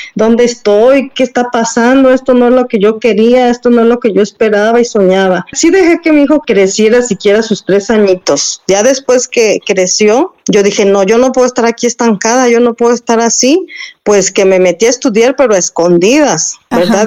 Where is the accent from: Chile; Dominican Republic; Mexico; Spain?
Mexico; como mexicanos